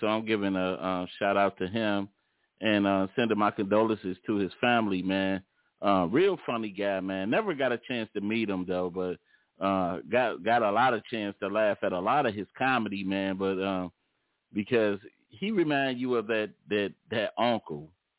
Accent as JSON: {"language": "English", "town": "Detroit", "region": "Michigan", "country": "United States"}